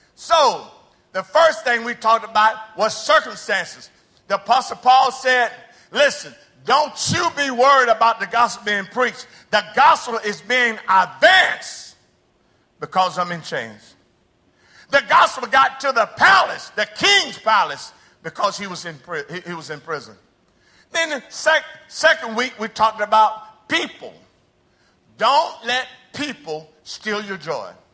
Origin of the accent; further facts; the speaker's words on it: United States; moved away as an adult; now in Brazil; I'm a missionary. I'm not from Brazil. I'm from the United States